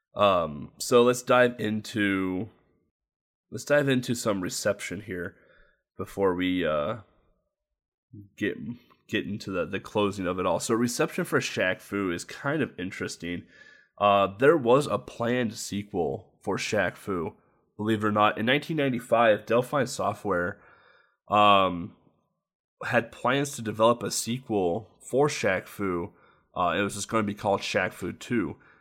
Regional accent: United States; as an American

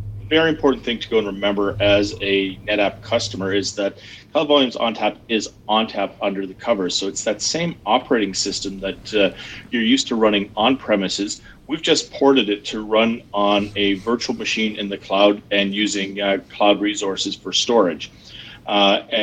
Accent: Edmonton, Alberta, Canada; accent: Canadian; moved away as an adult; also born or lived in Calgary, Canada; now in Seattle, United States; I grew up in Edmonton, Alberta, and then moved to Calgary after a time in the military, and then to Seattle about 5 years ago

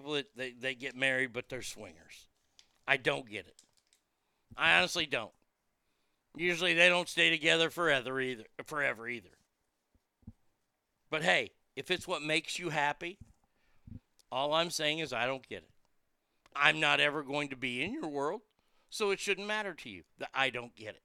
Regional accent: the South, United States; I'm from the South and don't eat okra

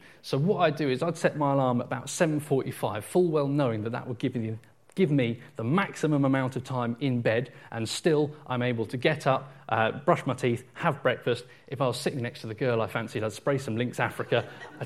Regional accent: Portsmouth, South East England, United Kingdom; moved away; someone who grew up and was born and raised in Portsmouth

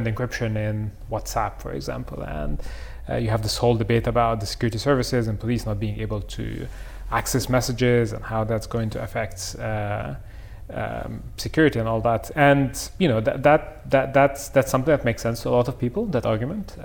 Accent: Cairo, Cairo Governorate, Egypt; now in London, United Kingdom; I grew up in Cairo. That's where I came from.

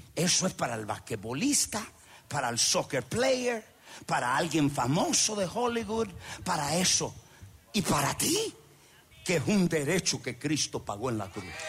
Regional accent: Honduras; moved away; el pueblo donde yo soy de Honduras

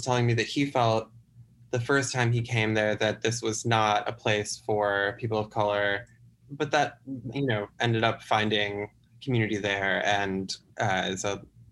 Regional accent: the Midwestern United States, United States; I grew up in the Midwestern United States

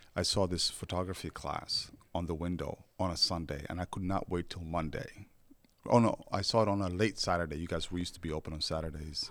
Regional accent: Somalia; English is a second language; now in United States; I come from Somalia

